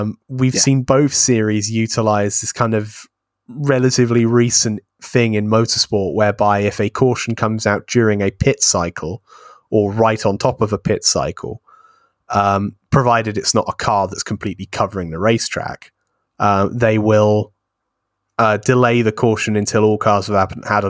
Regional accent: United Kingdom; it's all right for me as a British IndyCar fan, because obviously we get that lumped in with Formula One.

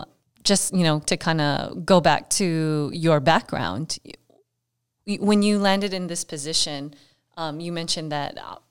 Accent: San Diego, California, United States; I'm from San Diego.

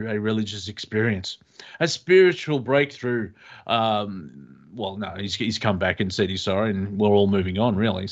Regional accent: Australia; as an Australian

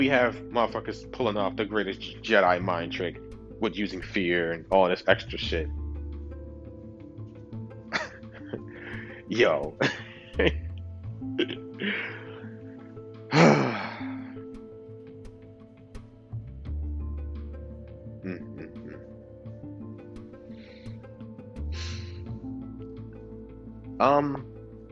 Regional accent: New York City, New York, United States; I'm from Brooklyn. I ain't from no other motherfucking country

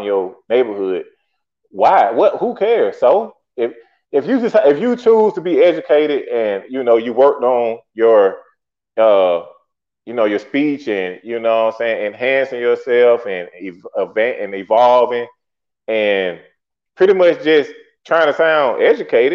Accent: Atlanta, Georgia, United States; I'm from the South Side. So the South Side got like a unique perspective because we kind of treat it like the little stepchild

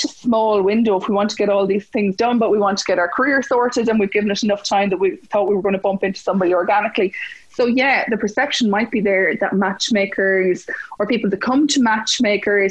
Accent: Mullingar, Westmeath, Ireland; also born or lived in Dublin; I'm originally from Mullingar

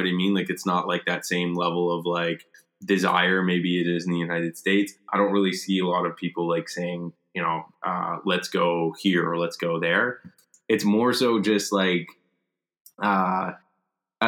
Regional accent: Canada; here in Canada, because like we're not American

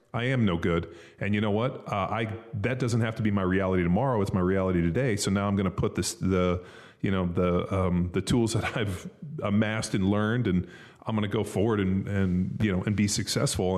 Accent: Southern California, United States; I grew up in Southern California in a very affluent area

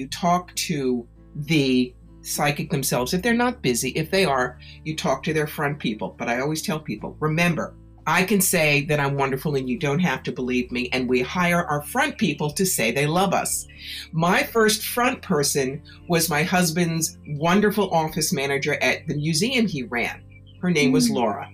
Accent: Philadelphia, Pennsylvania, United States; also born or lived in New York; now in Schoharie Valley, New York, United States; a girl who grew up around Philly

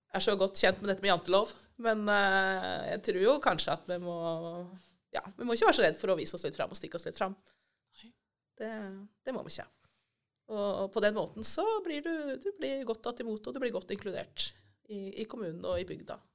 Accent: Elverum, Innlandet, Norway; moved away as an adult; now in Ryfylke, Norway; Jeg kommer fra Elverum, egentlig. Ja. Så jeg er fra dype skogene på indre Østlandet.

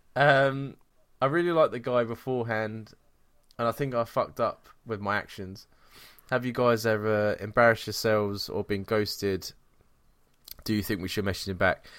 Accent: England, United Kingdom; we're English

